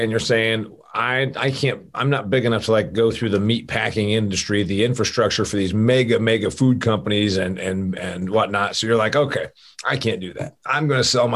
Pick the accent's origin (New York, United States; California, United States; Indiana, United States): Indiana, United States; Huntington; my hometown of Huntington, Indiana.